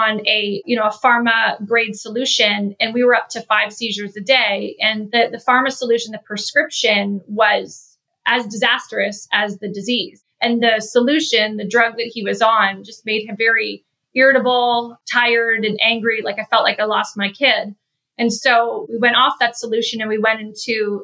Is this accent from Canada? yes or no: yes; Canada; moved away as an adult; also born or lived in Chicago area, United States; now in Chicago, United States; I'm originally from Canada. I moved to the US about 12 years ago. I live in the Chicago area with my husband and two kids.